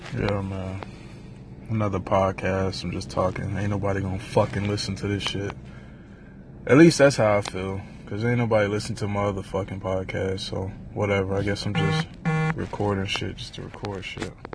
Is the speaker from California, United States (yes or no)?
no; Miami, Florida, United States; I'm from Miami